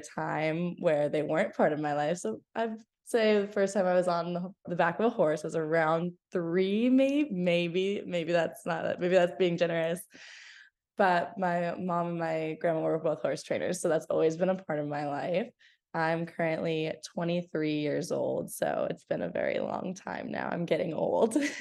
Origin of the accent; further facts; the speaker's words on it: Grimes, Iowa, United States; moved away as an adult; now in Dallas, United States; I'm originally from Grimes, Iowa, in the US, and I'm currently living in Dallas, Texas